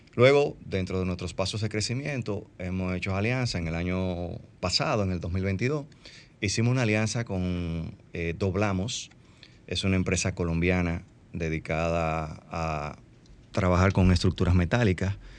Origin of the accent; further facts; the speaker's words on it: Dominican Republic; somos dominicanos y sabemos cómo se manejan las cosas aquí en las obras